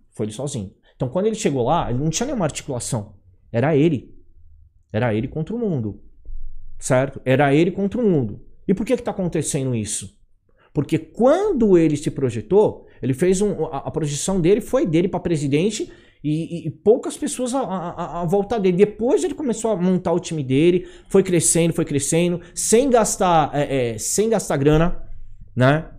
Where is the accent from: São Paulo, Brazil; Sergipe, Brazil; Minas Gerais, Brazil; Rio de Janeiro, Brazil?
São Paulo, Brazil; eu sou nascido e criado no Brás, meu, eu sou de periferia, entendeu?